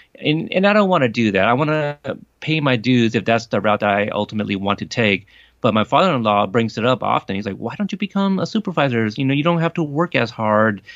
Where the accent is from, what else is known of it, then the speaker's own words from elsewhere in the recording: Portland, Oregon, United States; also born or lived in Corpus Christi, Texas; I have spent the next three decades growing up in Portland, Oregon